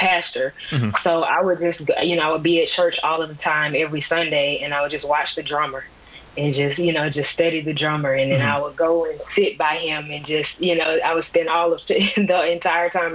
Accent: Birmingham, Alabama, United States; moved away as an adult; now in Atlanta, United States; I'm from Birmingham, Alabama. I currently live in Atlanta, Georgia

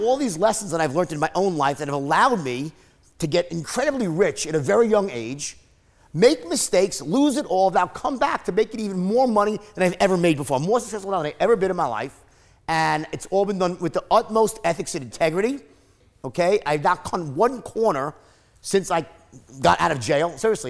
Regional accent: New York, United States; I'm from New York and I worked on Wall Street

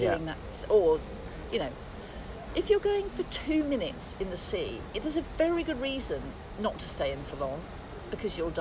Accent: Birmingham, West Midlands, United Kingdom; I'm from Birmingham, we like things that are bleak and really hard

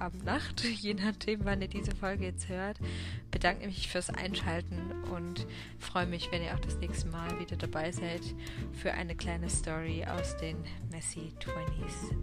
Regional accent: hometown near Karlsruhe, Baden-Württemberg, Germany; jetzt bin ich schon wieder in meiner Heimatstadt

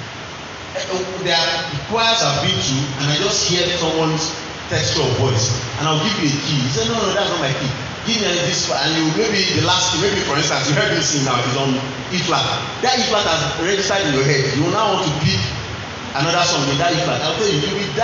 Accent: Nigeria; moved away as an adult; also born or lived in United Kingdom; we came from the Nigerian, in our local church

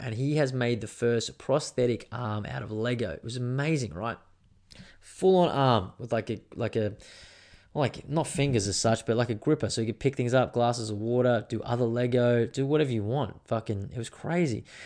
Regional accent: Australia; I am Australian, very patriotic in that way

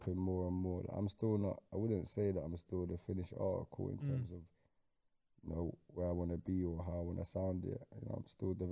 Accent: London, United Kingdom; I grew up in Lewisham.

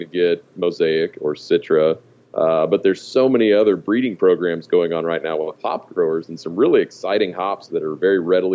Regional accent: Abilene, Texas, United States; also born or lived in Austin, Texas; I actually grew up in I refer to it as West-ish Texas, kind of in the plains of West Texas, a little town called Abilene.

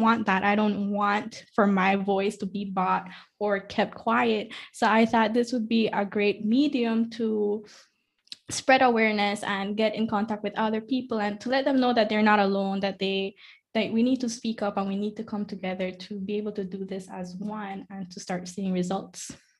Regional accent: Corozal, Corozal District, Belize; also born or lived in Ladyville; I'm from Corozal. Um, I've also lived most of my life here

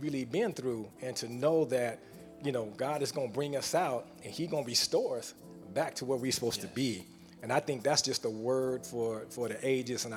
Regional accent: California, United States; now in Houston, United States; I'm from Cali.

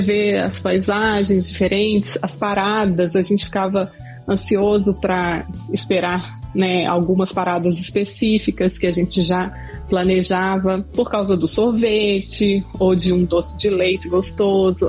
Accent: Belo Horizonte, Minas Gerais, Brazil; moved away as an adult; also born or lived in Tokyo, Japan; now in North Carolina, United States; A gente é de Belo Horizonte

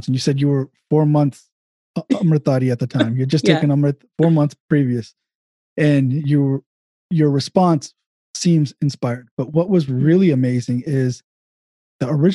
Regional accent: Dayton, Ohio, United States; I grew up in Dayton

